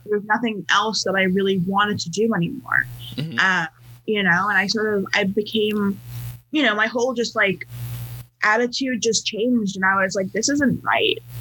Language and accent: English; New York, United States; moved away as an adult; also born or lived in California; I am from New York, um, and then for college I moved to California